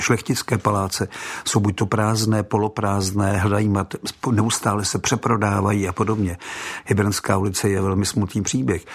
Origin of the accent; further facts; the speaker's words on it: Czechia; also born or lived in Prague; jako každý Čech